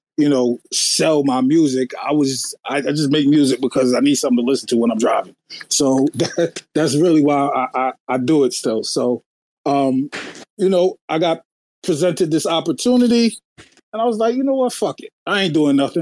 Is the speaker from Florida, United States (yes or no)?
no; New York City, New York, United States; now in New Jersey, United States; I'm from Queens, New York. I live in Jersey now